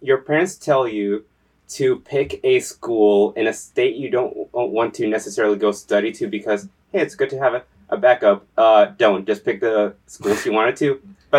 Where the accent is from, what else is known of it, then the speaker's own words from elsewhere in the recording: San Juan, Puerto Rico; Puerto Rico, 1999. I was born in San Juan to a mother and father.